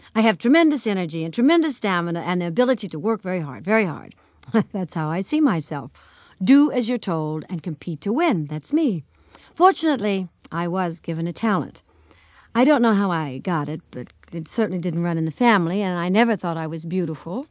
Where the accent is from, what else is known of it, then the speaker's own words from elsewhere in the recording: El Paso, Texas, United States; In El Paso, Texas.